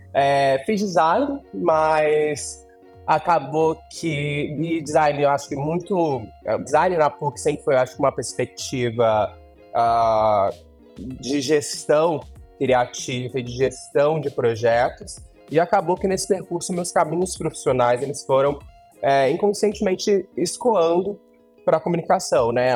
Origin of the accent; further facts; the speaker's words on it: interior of Rio de Janeiro state, Brazil; moved away as an adult; now in São Paulo, Brazil; hoje eu sou radicada e paulistana, né, de coração, amo essa cidade, mas na verdade é, eu sou mesmo é carioca. É, não é carioca não, nasci no interior do Rio, e mas morei no Rio muito tempo